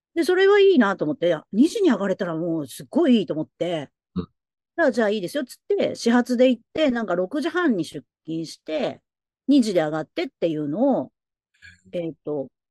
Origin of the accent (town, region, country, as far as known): Tokyo, Japan; born or raised there; now in Nagoya, Japan